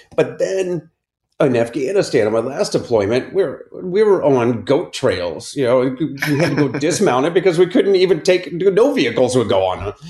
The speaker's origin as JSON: {"language": "English", "town": "Akron", "region": "Ohio", "country": "United States", "tie": "born or raised there", "said": "I grew up in Akron, Ohio, in the suburbs"}